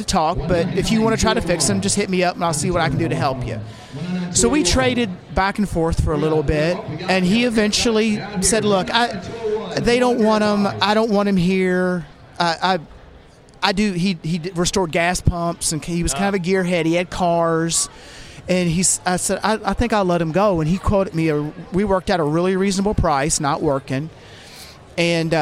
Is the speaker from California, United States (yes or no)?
no; Louisville, Kentucky, United States; I'm from Louisville